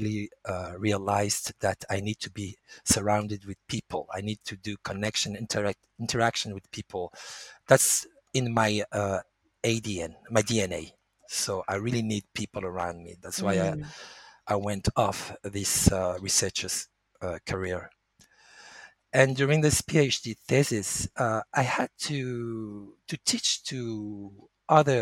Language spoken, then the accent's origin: English; France; English is a second language; also born or lived in Nice; I was born in France. And I've been raised with French culture, going to French school, learning about French